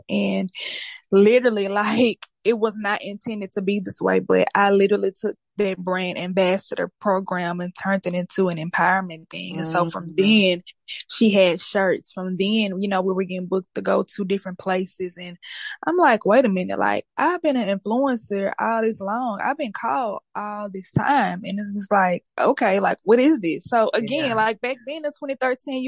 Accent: Shreveport, Louisiana, United States; I am from Shreveport, Louisiana

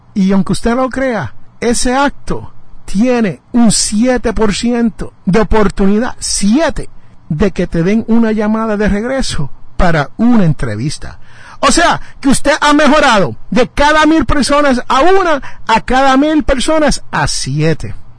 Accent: Jersey City, New Jersey, United States; el barrio mío es Jersey City, New Jersey. Yo nací en Jersey City y yo le llamo mi barrio

